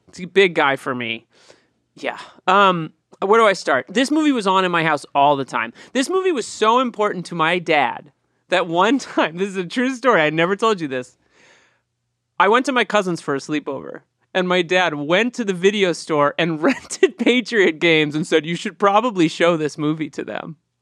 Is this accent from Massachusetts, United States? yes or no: yes; Boston, Massachusetts, United States; I grew up in Boston, Irish Catholic